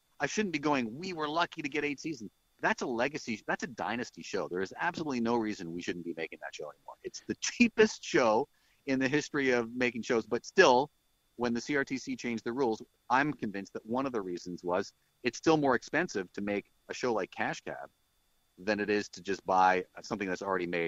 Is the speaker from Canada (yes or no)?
yes; Canada; as a Canadian artist